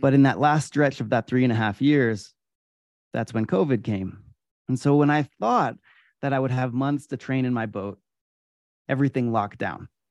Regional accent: Adirondack Mountains, upstate New York, United States; I grew up in the Adirondack Mountains in upstate New York

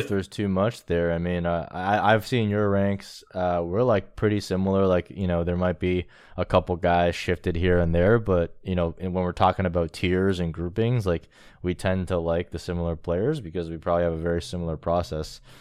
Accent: Toronto, Ontario, Canada; I'm from Toronto.

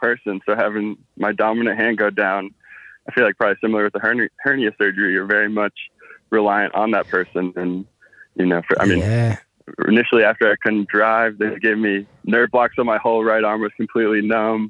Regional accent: Midwest, United States; I grew up in the Midwest in a pretty religious family

